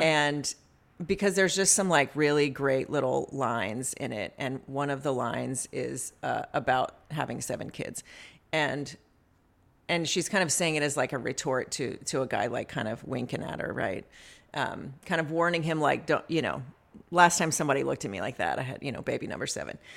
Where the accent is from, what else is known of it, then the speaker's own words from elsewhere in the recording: the South, United States; moved away; I grew up in the South